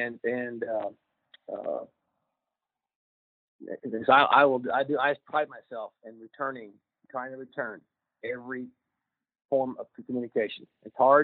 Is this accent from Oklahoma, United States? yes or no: yes; Oklahoma, United States; now in Ohio, United States; I'm from Oklahoma, as you mentioned, and I got a lot of ties in that area